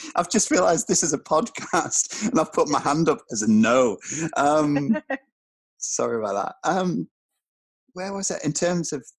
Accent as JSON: {"language": "English", "area": "Tyneside", "region": "North East England", "country": "United Kingdom", "tie": "born or raised there", "said": "I was growing up in Tyneside"}